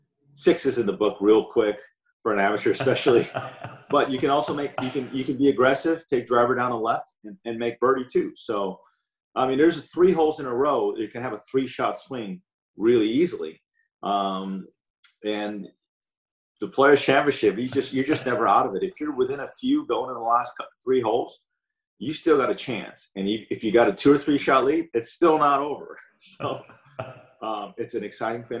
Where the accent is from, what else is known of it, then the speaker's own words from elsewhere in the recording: Southern California, United States; there's a lot of golf courses, that I grew up on.